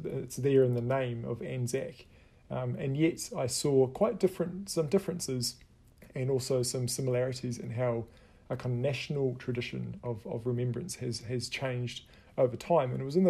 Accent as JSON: {"language": "English", "country": "New Zealand", "said": "as a New Zealander sitting in on this Australian history course"}